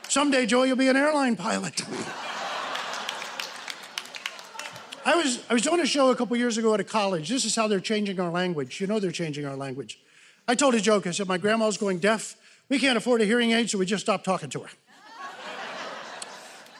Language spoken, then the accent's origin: English; Newport, Kentucky, United States; moved away as an adult; now in Los Angeles, United States; I'm originally from Newport, Kentucky. I moved to Los Angeles